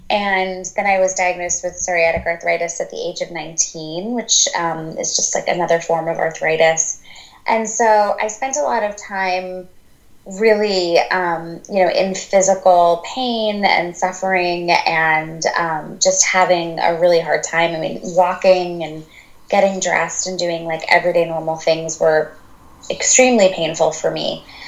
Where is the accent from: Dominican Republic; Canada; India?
India; And, I'm Indian and I grew up in a home where everything, my parents are the most amazing